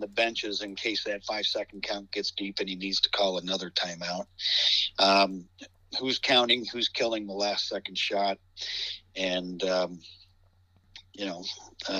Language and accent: English; Warren, Ohio, United States; now in Sagamore Hills, United States; I'm from Warren